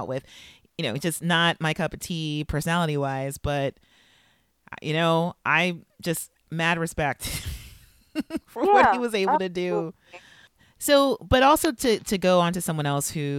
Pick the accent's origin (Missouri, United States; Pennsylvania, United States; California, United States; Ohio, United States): California, United States; Los Angeles; I grew up in South LA, which is a part